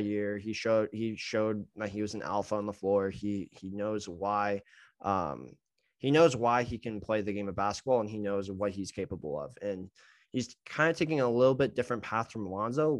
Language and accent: English; West Coast, United States; moved away; I'm from the West Coast